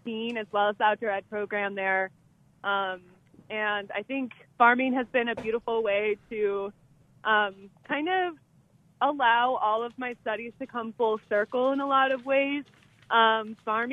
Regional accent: Minnesota, United States; moved away as an adult; now in Colorado, United States; I grew up in Minnesota

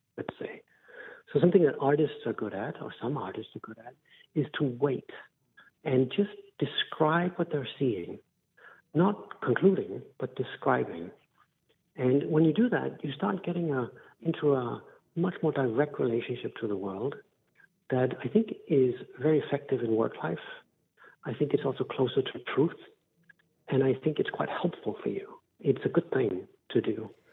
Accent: Denmark; I'm from Denmark in Northern Europe

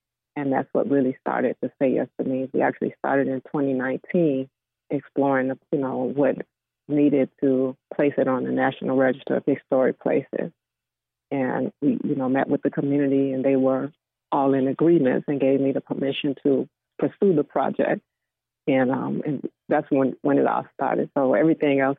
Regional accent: Florida, United States; moved away; I grew up actually in Florida

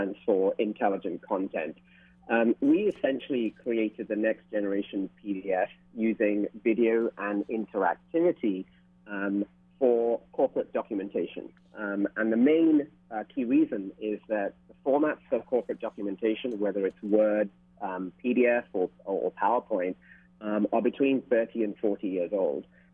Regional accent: London, United Kingdom; moved away as an adult; also born or lived in Sri Lanka / Singapore / New York; now in Hawaii, United States; I'm Sri Lankan born. I grew up in London.

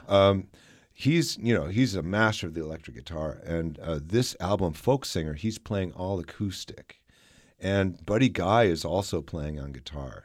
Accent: Minnesota, United States; now in Kansas, United States; I grew up in Minnesota, and and I've experienced 40 below weather

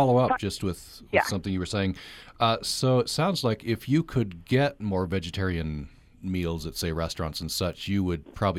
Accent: Vernal, Utah, United States; I grew up in Vernal.

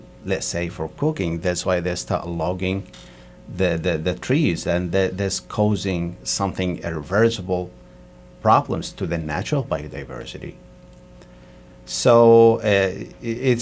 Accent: Yemen; moved away as an adult; I came from Yemen, and they started in 2015 to have a war

